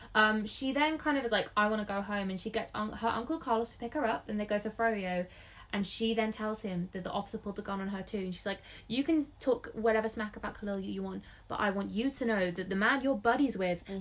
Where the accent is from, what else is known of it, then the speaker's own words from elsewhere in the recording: England, United Kingdom; also born or lived in Scotland; my family's Scottish. I'm the, one of the black sheep of the family because I was born in England, so I don't have the accent